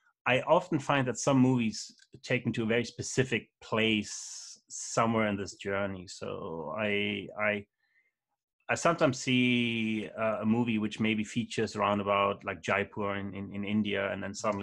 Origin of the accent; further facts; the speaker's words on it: Krefeld, North Rhine-Westphalia, Germany; English is a second language; moved away as an adult; also born or lived in Aachen, Germany / Leeds, United Kingdom; now in United States; my hometown in Krefeld